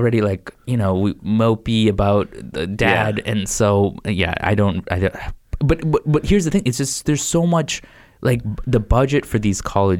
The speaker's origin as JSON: {"language": "English", "town": "Worcester", "region": "Massachusetts", "country": "United States", "tie": "born or raised there", "also_born_or_lived": "Boston", "said": "So I was like kind of living in Boston, living in Worcester. I grew up in Central Mass, Worcester."}